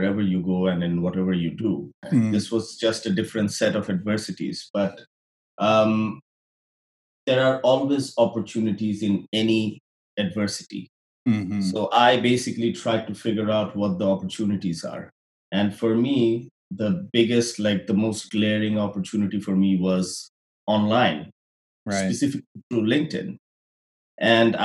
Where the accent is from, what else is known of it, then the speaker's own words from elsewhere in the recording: Bangladesh; moved away as an adult; now in Canada; I'm from Bangladesh